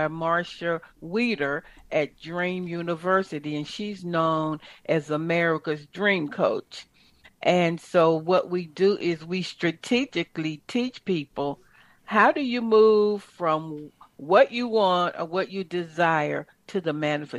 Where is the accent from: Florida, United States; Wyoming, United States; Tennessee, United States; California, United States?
Tennessee, United States; Chattanooga; I'm from Chattanooga, Tennessee, a little country girl.